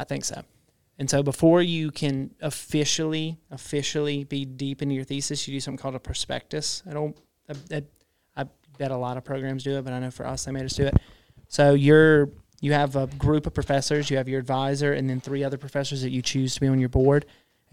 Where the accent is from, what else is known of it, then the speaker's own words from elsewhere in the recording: Prentiss, Mississippi, United States; growing up in Prentice, you know, like everyone's a hunter